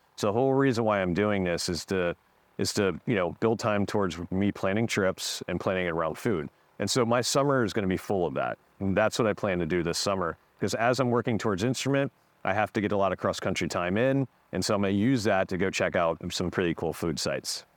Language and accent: English; Frederick, Maryland, United States; also born or lived in New York City; grew up in Frederick, Maryland, so I'm, I'm from this area